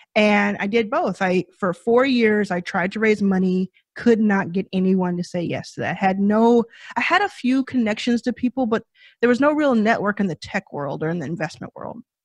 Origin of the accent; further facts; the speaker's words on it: Dallas, Texas, United States; I grew up in Dallas, Texas, like I said, with a mother and my brother